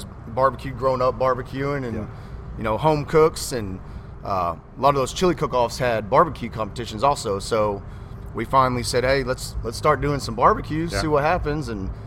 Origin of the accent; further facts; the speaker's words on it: Victoria, Texas, United States; moved away as an adult; now in Katy, United States; I'm originally from Victoria, grew up down there in South Texas